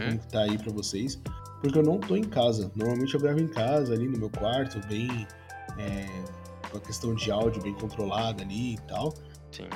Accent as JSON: {"language": "Portuguese", "region": "São Paulo", "country": "Brazil", "said": "eu sou de São Paulo"}